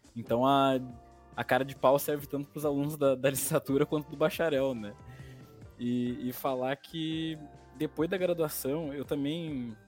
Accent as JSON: {"language": "Portuguese", "town": "Sapucaia do Sul", "region": "Rio Grande do Sul", "country": "Brazil", "said": "eu sou de Sapucaia"}